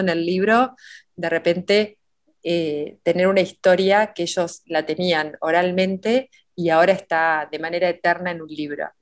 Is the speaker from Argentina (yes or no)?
yes; Oriente, Buenos Aires Province, Argentina; la biblioteca pública de Oriente, del pueblo donde yo nací